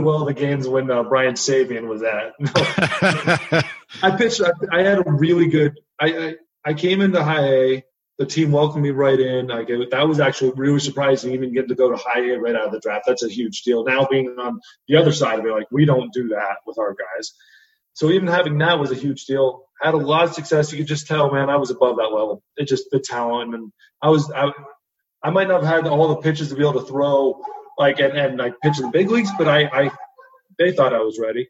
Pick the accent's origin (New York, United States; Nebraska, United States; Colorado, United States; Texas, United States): Colorado, United States; I grew up in Colorado, played baseball at Cherry Creek High School